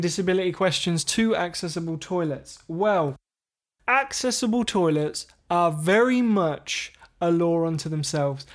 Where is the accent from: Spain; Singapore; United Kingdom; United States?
United Kingdom; England; We're English.